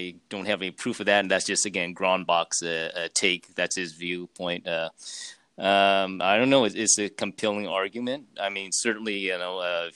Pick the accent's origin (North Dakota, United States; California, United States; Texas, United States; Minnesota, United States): California, United States; I was born here, though. My parents were from China, but I was born here in California